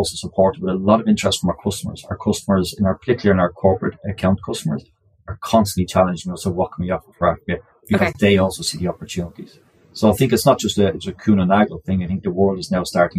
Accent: Ireland; accent: Irish; moved away as an adult; also born or lived in Australia; I'm Irish by origin

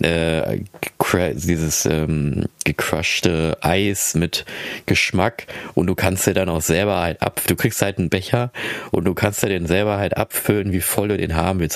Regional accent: Philippines; now in Germany; ich komme aus den Philippinen

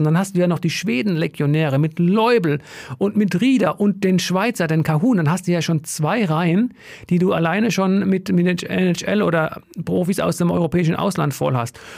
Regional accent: Hesse, Germany; bei uns in Hessen

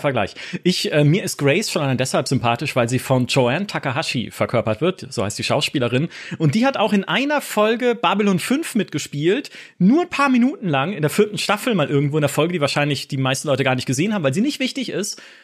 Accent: near the Black Forest, Baden-Württemberg, Germany; accent: Badisch; Ich komme aus der Nähe vom Schwarzwald.

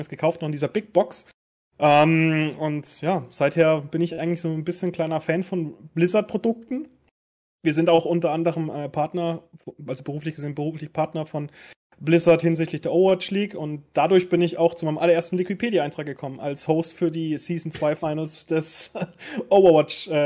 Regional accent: Baden-Württemberg, Germany; born there; Ähm, ich komme gebürtig aus dem Schwarzwald

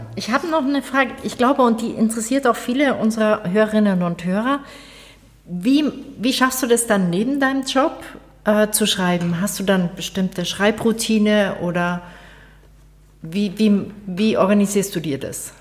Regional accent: Bavaria, Germany; ich komme aus Bayern

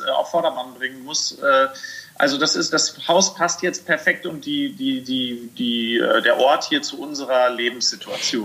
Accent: Sauerland, North Rhine-Westphalia, Germany; moved away; ich komme ja wirklich vom Land. Ich komme aus dem Sauerland. Ich bin es gewöhnt, dass ich äh, halt irgendwie mit dem Trecker durch den Garten fahren

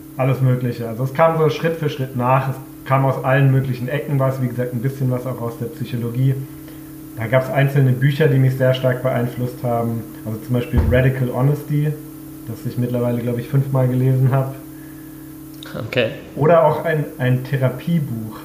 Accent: Freiburg, Baden-Württemberg, Germany; moved away as an adult; now in Vienna, Austria; bin ich ursprünglich aus Deutschland, nämlich aus Freiburg. Aber ich wohne mittlerweile seit zehn Jahren in Wien

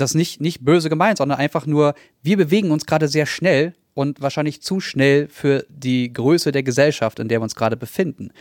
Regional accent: Berlin, Germany; Also ich bin Berliner, ich bin in Neukölln, ich, Kreuzberg habe ich 14 Jahre lang gelebt

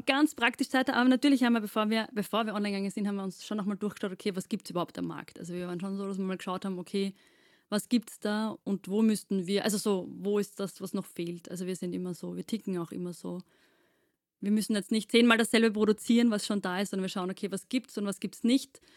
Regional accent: Austria; wir sind aus Wien, äh, beziehungsweise südlich von Wien

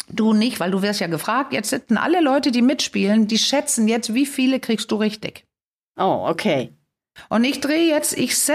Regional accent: Denmark; Ich bin ja in Dänemark groß geworden.

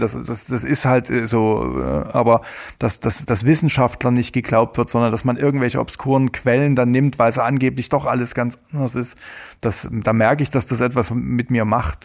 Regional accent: Saxony, Germany; bei uns in Sachsen

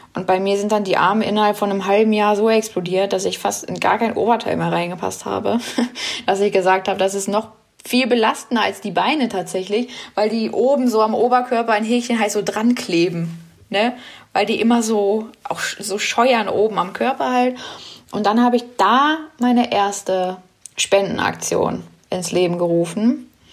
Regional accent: Braunschweig, Lower Saxony, Germany; Ich komme aus Braunschweig

